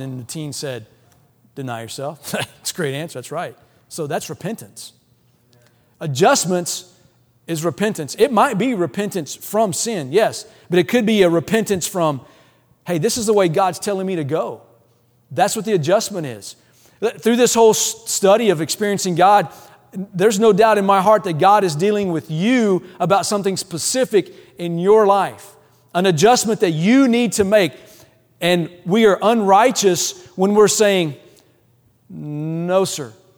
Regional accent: Louisiana, United States; moved away; I'm from the South, I'm, I grew up in Louisiana

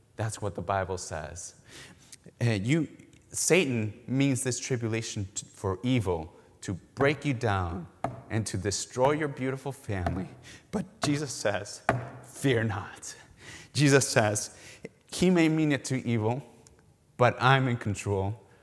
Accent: Mexico; now in Milwaukee, United States; we're originally from Mexico

